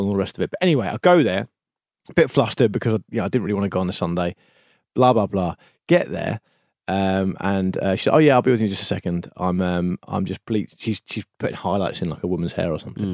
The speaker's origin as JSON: {"language": "English", "country": "United Kingdom", "said": "We're British."}